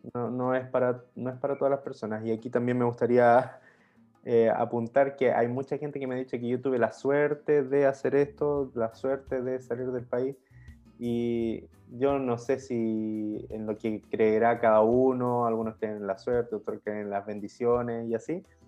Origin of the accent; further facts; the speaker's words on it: Rancagua, O'Higgins, Chile; moved away as an adult; now in Sweden; nosotros somos de la misma ciudad en Chile, somos de Rancagua